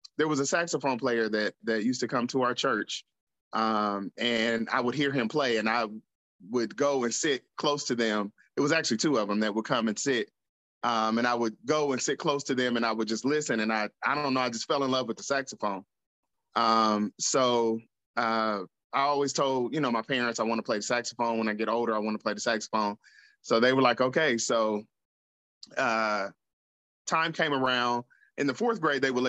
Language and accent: English; Columbus, Ohio, United States; I'm from Columbus, Ohio, born and raised